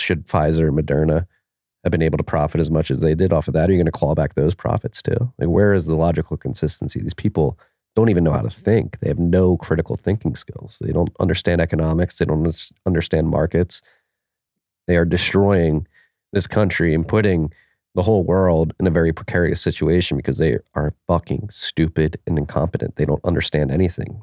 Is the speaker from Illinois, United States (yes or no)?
no; Philadelphia, Pennsylvania, United States; Pennsylvania, my home state, has Pittsburgh and Philadelphia, my home city